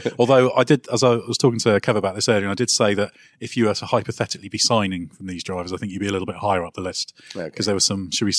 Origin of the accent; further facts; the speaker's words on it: Guernsey; I'm originally from Guernsey